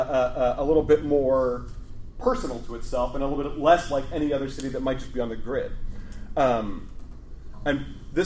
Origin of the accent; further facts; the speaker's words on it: Chicago, Illinois, United States; here's Chicago. This is my hometown.